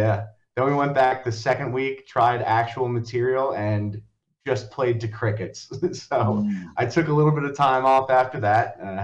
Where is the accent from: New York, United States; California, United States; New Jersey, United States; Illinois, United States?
New Jersey, United States; Long Valley; So I grew up in Long Valley, New Jersey, which if anyone doesn't know where that is, it's in Morris County, right up against the Pennsylvania border.